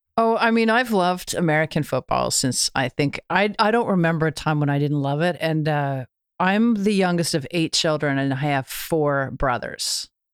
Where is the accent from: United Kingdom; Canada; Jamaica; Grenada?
Canada; being Canadian, having, uh, America just to the south of us